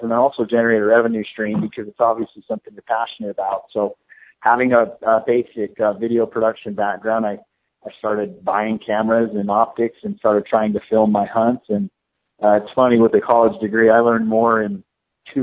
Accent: Salt Lake City, Utah, United States; moved away as an adult; now in Arizona, United States; I grew up hunting in Salt Lake City, Utah

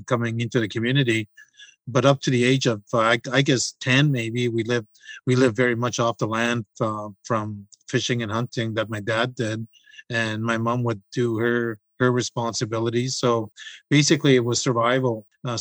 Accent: M'Chigeeng First Nation, Manitoulin Island, Ontario, Canada; I'm from Chiging First Nations Reserve. I was born there on Manitoulin Island.

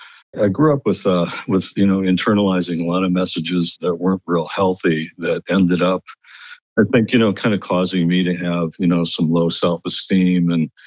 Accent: Lakewood, United States; It started off, I think, with growing up in Lakewood in a somewhat dysfunctional family.

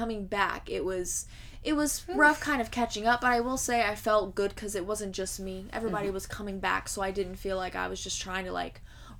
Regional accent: Indiana, United States; we're from Indiana.

